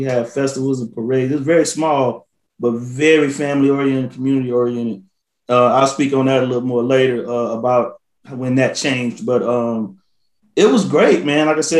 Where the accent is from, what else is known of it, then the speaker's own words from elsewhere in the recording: the South, United States; First of all, growing up in the South was great for me. You know what I mean? A lot of space. I grew up on four lots.